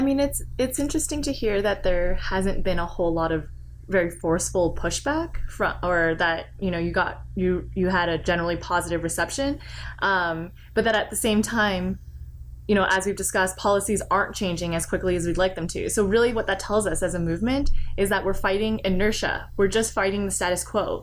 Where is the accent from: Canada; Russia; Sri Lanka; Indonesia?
Canada; now in United States; as someone who lives in the United States, I grew up in Canada